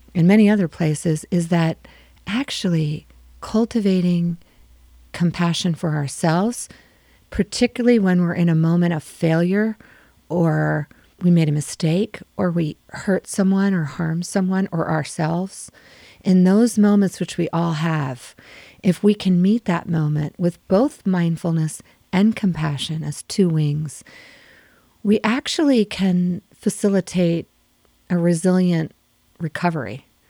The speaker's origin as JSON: {"language": "English", "region": "Maryland", "country": "United States", "tie": "born or raised there", "also_born_or_lived": "San Francisco / South America / Europe", "moved": "as an adult", "said": "I grew up in Maryland."}